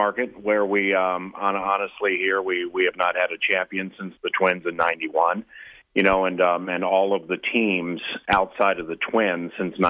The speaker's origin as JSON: {"language": "English", "town": "Washington", "region": "District of Columbia", "country": "United States", "tie": "born or raised there", "also_born_or_lived": "California", "moved": "yes", "lives_now": "Minnesota, United States", "said": "I am a Washington, D.C. native. So, you know, I grew up in Anacostia in Washington, D.C., which is very close to the site of the old RFK Stadium."}